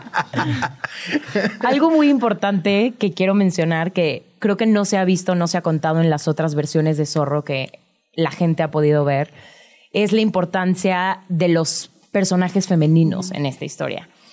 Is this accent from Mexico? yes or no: yes; Mexico; los que somos de México